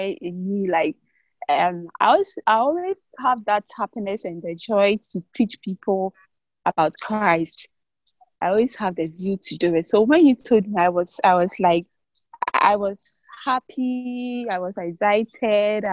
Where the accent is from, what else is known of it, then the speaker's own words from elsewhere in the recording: Ghana; I'm from Ghana, West Africa, Ghana.